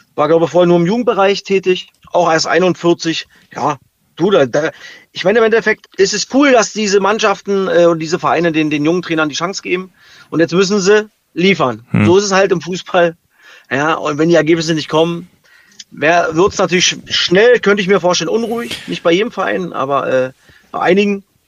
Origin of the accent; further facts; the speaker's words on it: East Germany, Germany; ich als Ossi